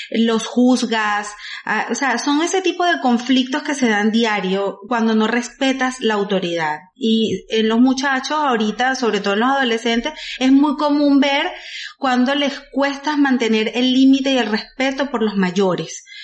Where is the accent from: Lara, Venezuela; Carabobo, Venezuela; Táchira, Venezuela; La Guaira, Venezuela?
Carabobo, Venezuela; Güigüe; Huigüe es un pueblo que está muy cerca de Valencia, como a 45 minutos, mi pueblo querido natal.